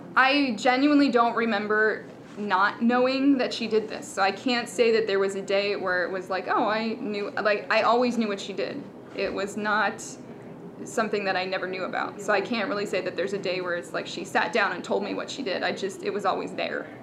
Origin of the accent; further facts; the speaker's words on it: Maryland, United States; we're from Maryland, so it's nearby